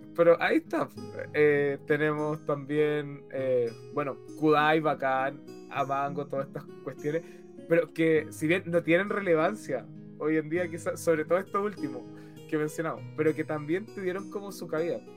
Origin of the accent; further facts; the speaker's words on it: Chile; todos somos chilenos